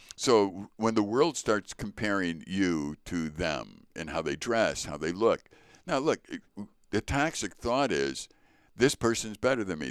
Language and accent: English; Chicago, Illinois, United States; I was born in Chicago to Richard and Joyce …